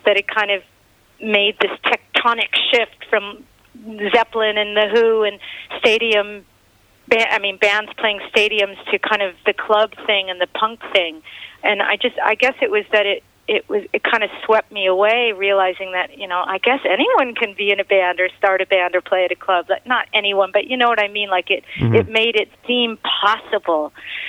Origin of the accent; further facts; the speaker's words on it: Los Angeles, California, United States; my neighborhood growing up in Los Angeles